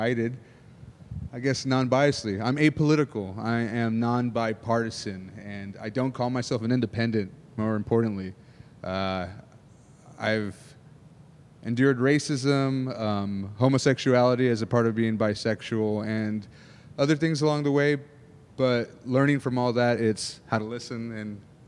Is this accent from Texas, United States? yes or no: yes; Houston, Texas, United States; also born or lived in San Antonio, Texas; I grew up in Houston